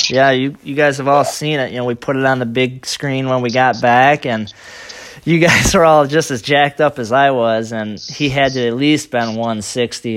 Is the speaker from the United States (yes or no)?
yes; Michigan, United States; I'm from Michigan